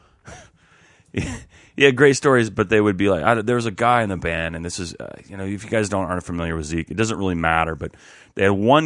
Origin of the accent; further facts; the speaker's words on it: Seattle, Washington, United States; moved away; I didn't live in California. I'm from Seattle